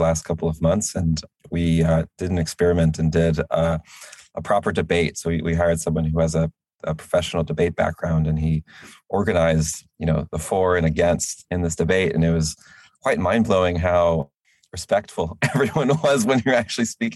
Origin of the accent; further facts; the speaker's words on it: United States; I am an American